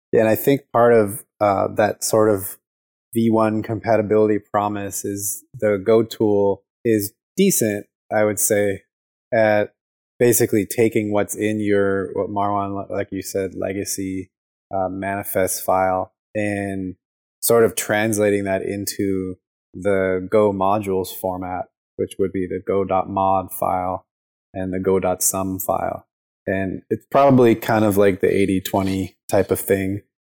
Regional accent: Chicago, Illinois, United States; moved away; I grew up in Chicago and then I moved here

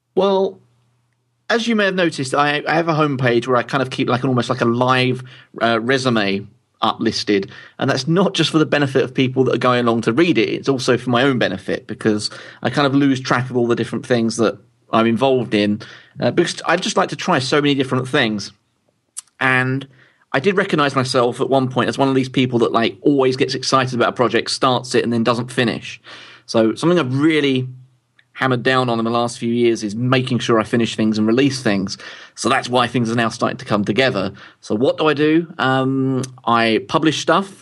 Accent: London, United Kingdom; moved away as an adult; now in Louth, United Kingdom; I'm originally from London

